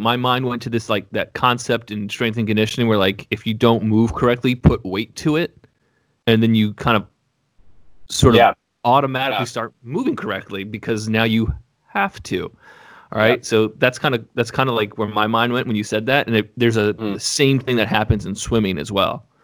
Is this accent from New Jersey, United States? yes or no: no; Atlanta, Georgia, United States; moved away; I grew up in Atlanta.